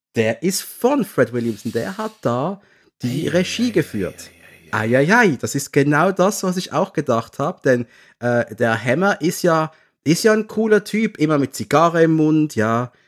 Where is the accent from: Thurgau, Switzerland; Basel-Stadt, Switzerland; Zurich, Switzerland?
Basel-Stadt, Switzerland; Basel; ich komme aus der Schweiz, aus der Ecke Basel, 180.000 Personenstadt.